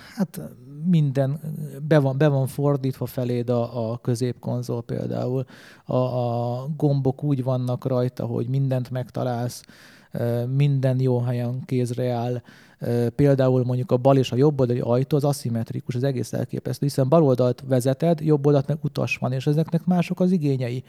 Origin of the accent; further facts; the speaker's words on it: Hungary; én magyar vagyok